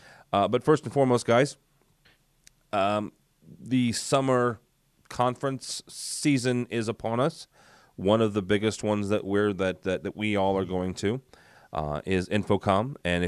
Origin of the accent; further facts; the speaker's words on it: St. Louis, Missouri, United States; I'm from the Midwest. I'm St. Louis, just outside of St. Louis, in a small little community college